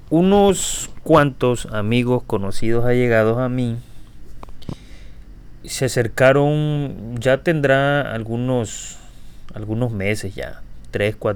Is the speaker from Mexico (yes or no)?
yes; Tabasco, Mexico; accent: Tabasco; Y yo tal vez lo que tengo es muy pronunciado mi acento, que se lo agradezco a, a mi zona Tabasco. Y es algo que realmente no he podido evitar, no he podido corregir.